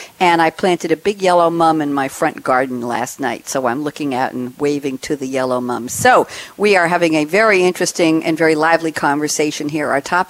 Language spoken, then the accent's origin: English; New York, United States; also born or lived in Queens, New York / Great Neck, New York; I was born in Queens, New York, and raised in Douglaston, and ended up back in Great Neck for 34 years. So I think I'm a native New Yorker, too